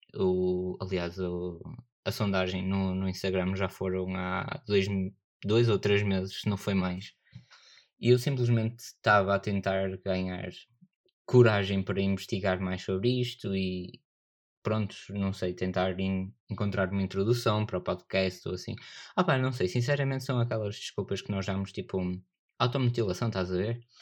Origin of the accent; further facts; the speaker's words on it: Northern Portugal, Portugal; accent: northern; A minha pronúncia é do norte